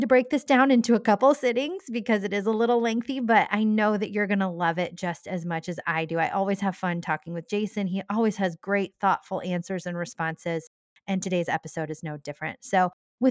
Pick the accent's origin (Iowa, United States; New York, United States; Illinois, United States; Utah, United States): Iowa, United States; Cascade; my hometown of Cascade